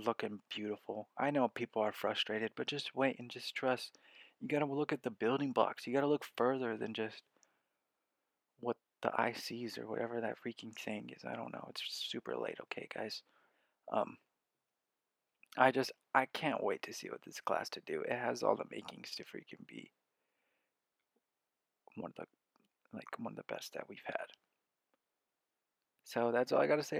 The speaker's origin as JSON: {"language": "English", "town": "Omaha", "region": "Nebraska", "country": "United States", "said": "I'm from Omaha, the Omaha area."}